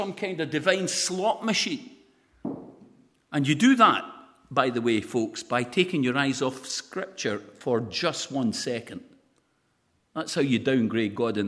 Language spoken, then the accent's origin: English; Lesmahagow, Scotland, United Kingdom; I'm really from Les Mahago.